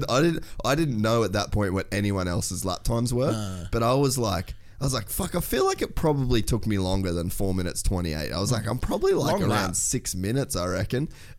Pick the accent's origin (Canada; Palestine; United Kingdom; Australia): Australia; Cairns, Queensland; moved away; we lived in Cairns, man.